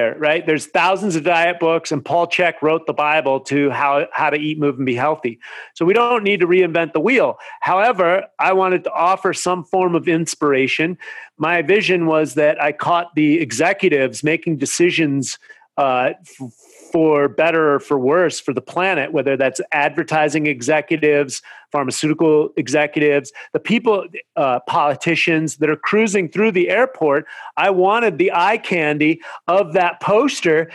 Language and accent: English; Marin County, California, United States; now in Venice Beach, United States; I grew up in Marin County where mountain biking started